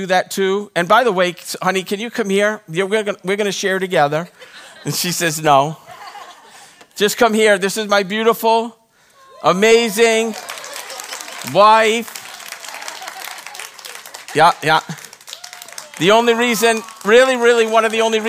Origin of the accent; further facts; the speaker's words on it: Rhode Island, United States; now in Texas, United States; when I was growing up, I grew up in Rhode Island